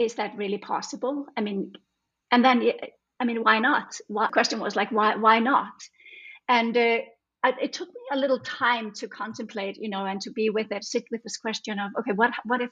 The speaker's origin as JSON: {"language": "English", "country": "Iceland", "moved": "yes", "lives_now": "Denmark", "said": "I'm from Iceland, but I've lived in Denmark like the last almost 30 years"}